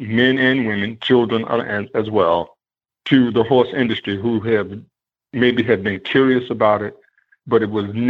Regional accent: Baltimore, Maryland, United States; I grew up in Baltimore. I went to high school here

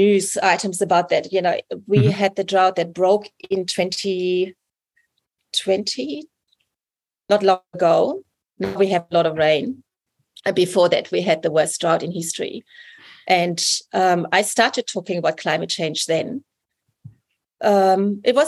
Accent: Germany; moved away as an adult; also born or lived in England; now in New South Wales, Australia; I'm from Germany, you know, like I'm not a local. Even after 20 years.

